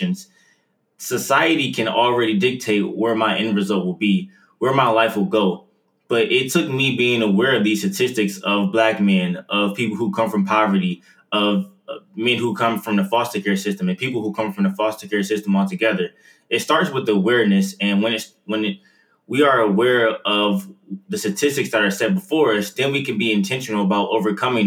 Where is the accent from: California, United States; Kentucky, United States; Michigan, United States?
Michigan, United States; Detroit; I'm originally from Detroit, growing up in Detroit for about 17 to 18 years of my life.